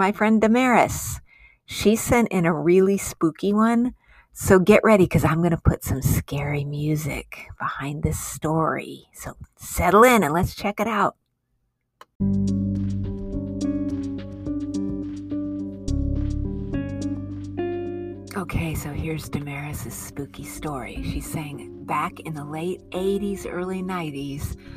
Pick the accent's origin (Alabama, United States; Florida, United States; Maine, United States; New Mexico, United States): New Mexico, United States; Albuquerque; also born or lived in Colorado Springs, Colorado; I grew up in Albuquerque, New Mexico